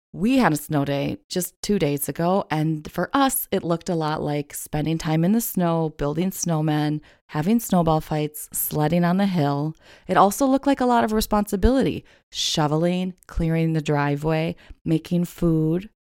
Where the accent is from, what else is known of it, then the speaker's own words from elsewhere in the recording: Midwest, United States; moved away; growing up in the Midwest